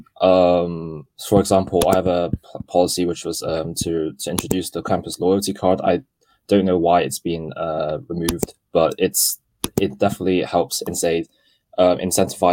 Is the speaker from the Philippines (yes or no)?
no; Hong Kong; moved away; I am part British, but I come from Hong Kong